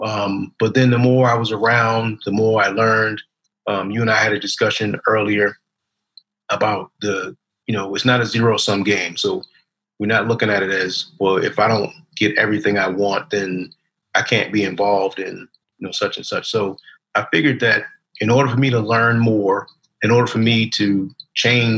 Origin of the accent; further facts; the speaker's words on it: Baltimore, Maryland, United States; I grew up in Baltimore, Maryland